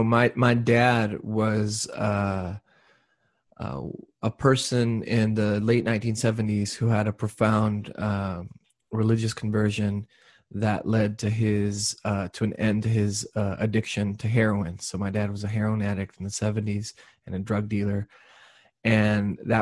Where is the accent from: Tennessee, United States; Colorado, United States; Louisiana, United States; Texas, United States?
Texas, United States; Brownsville; born there; that's when I was born in Brownsville, Texas in 1982